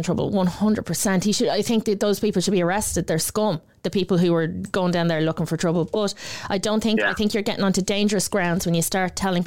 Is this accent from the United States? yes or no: no; Ireland; as Irish citizens